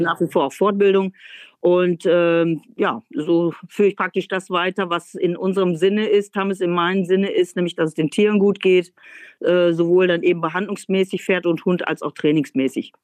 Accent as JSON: {"language": "German", "region": "North Rhine-Westphalia", "country": "Germany", "also_born_or_lived": "Netherlands", "moved": "as an adult", "lives_now": "East Frisia, Germany", "said": "Ich komme ja nun vom Niederrhein"}